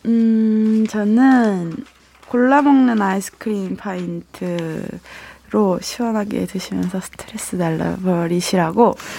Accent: Daejeon, South Korea; 저는 대전이에요.

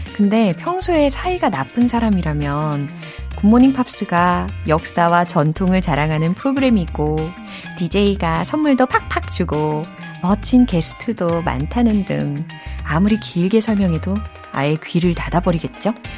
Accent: Seoul, South Korea; 저의 고향은 사울입니다

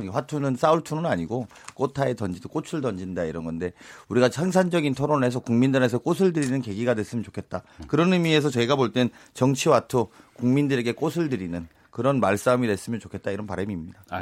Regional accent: Asan, South Chungcheong, South Korea; 아, 충남 아산 출신의 그 국토교통위원이고요. 아

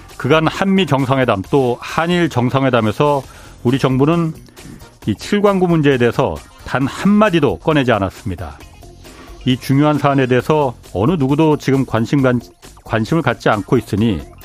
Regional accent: Seoul, South Korea; 저도 고향이 서울입니다

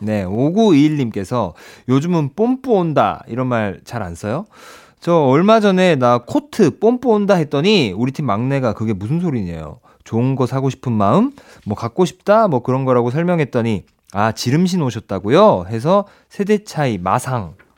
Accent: Ulsan, South Korea

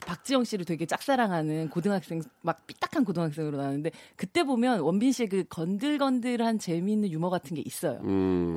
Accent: Busan, South Korea; moved away as an adult; also born or lived in Seoul / New York; 이제 부산 출신인데

